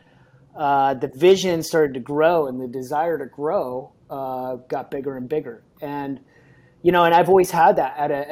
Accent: Kansas City, Missouri, United States; moved away as an adult; now in San Diego, United States; I moved from Kansas City, that's where I grew, spent a lot of time there, probably 24 years of my life in Kansas City

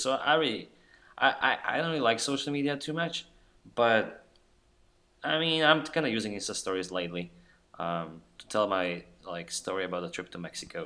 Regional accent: Slovakia; now in Austin, United States; I'm a dude from Slovakia working now in Austin, Texas for IBM

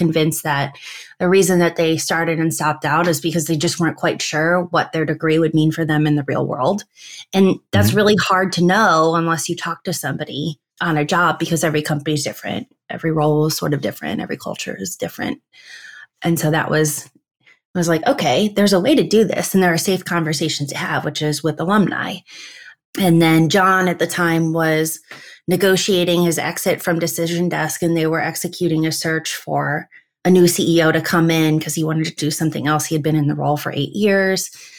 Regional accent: Midwest, United States; I'm a Midwesterner at heart. And I was missing a lot of holidays and birthday parties and just everything. I wanted to come home.

